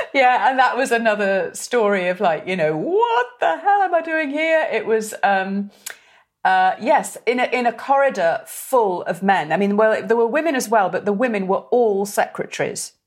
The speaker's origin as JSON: {"language": "English", "area": "Merseyside", "region": "North West England", "country": "United Kingdom", "said": "we're all from Merseyside."}